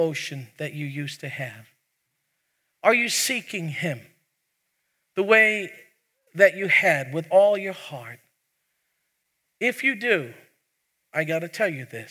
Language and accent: English; New York City, New York, United States; moved away; I'm from New York. We get emphatic. We punch it out. In fact, I was born in the same hospital as President Trump.